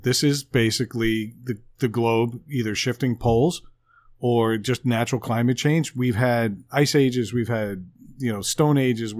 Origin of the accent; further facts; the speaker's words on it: Long Island, New York, United States; moved away; my hometown, Long Island.